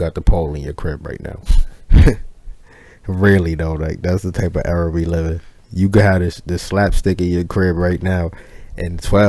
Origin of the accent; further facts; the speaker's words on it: New York, United States; I'm from New York.